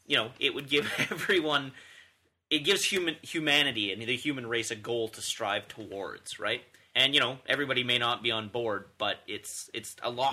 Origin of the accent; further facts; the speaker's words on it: Canada; And I'm like, "No, from Canada."